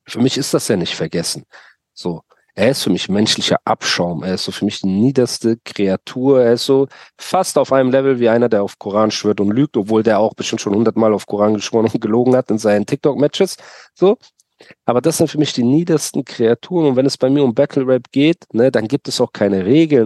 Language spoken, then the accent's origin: German; Germany; ich bin in Deutschland geboren